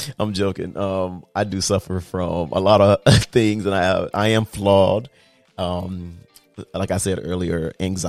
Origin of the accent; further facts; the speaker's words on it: Miami, Florida, United States; I'm from South Florida. I'm Miami raised, Miami paid. But growing up in like a multicultural melting pot like Miami